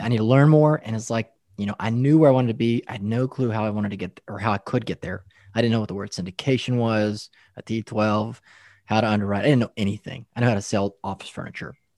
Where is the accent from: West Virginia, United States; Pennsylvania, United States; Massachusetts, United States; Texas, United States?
Texas, United States; West; moved away as an adult; also born or lived in Denver, Colorado / Lubbock; now in Dallas, United States; I grew up in West Texas, farmers, cotton fields, oil field workers